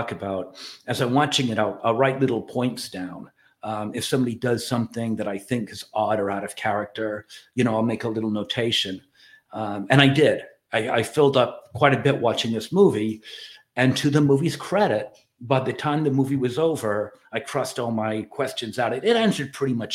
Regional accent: Ireland; I'm Irish

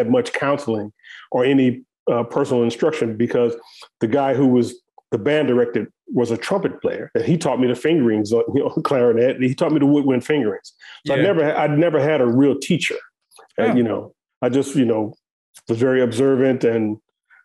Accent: St. Louis, Missouri, United States; I grew up in St. Louis, Missouri, which is a very musical place.

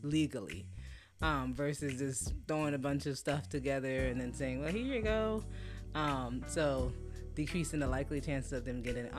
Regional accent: Fort Lauderdale, Florida, United States; I am Haitian. I was born and raised in Fort Lauderdale, okay. Florida. And my parents are immigrants, and I'm first generation.

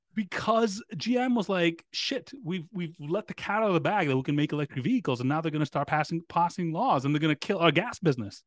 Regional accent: Greece; English is a second language; now in United States; I grew up in Greece

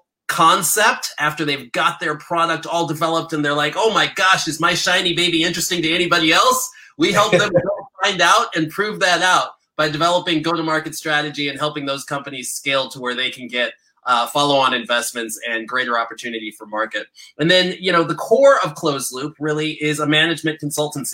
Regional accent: Chicago, Illinois, United States; now in San Francisco, United States; I'm originally from Chicago

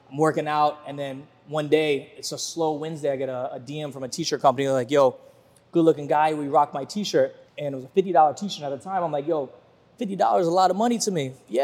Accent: Virginia Beach, Virginia, United States; moved away as an adult; also born or lived in Fort Lauderdale; I'm from Virginia Beach, Virginia. I don't come from money.

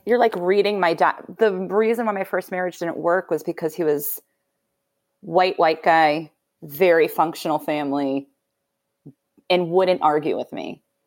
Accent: Belmont, Massachusetts, United States; moved away as an adult; also born or lived in New York; I moved back to my hometown for a year. Which, which is where? Uh, Belmont, Massachusetts

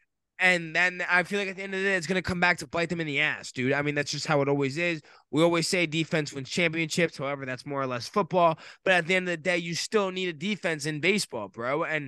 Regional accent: Maryland, United States; Maryland natives.

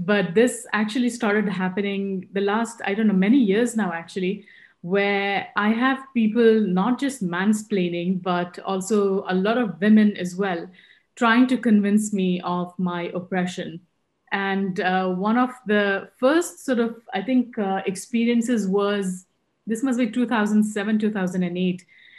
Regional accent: Dubai, United Arab Emirates; moved away as an adult; now in London, United Kingdom; So my family is from Rajasthan and we grew up in Dubai, my whole family. We were all there in Dubai. And I moved to London about 10 years ago when I got married.

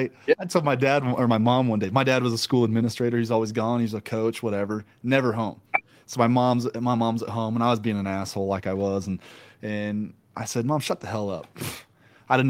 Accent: Midwest, United States; moved away as an adult; now in Utah, United States; I'm from the Midwest

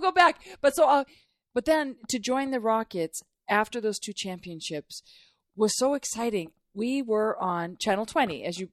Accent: Duluth, Minnesota, United States; moved away as an adult; now in Houston, United States; I didn't grow up here. I grew up in Minnesota

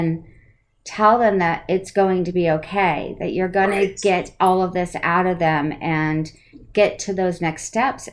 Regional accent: East Coast, United States; I'm from the East Coast

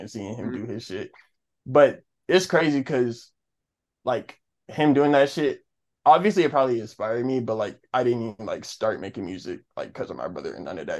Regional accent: Douglasville, Georgia, United States; also born or lived in South Carolina / Atlanta, Georgia; I was born and raised in a city like 40 minutes away from Atlanta, though, like mm-hmm. Douglasville, Georgia.

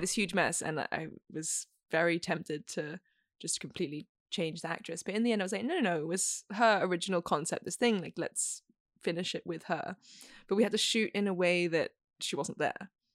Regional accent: Australia; moved away as an adult; also born or lived in Beijing / Bosnia and Herzegovina; now in Italy; I'm currently based in Italy, but I'm Australian

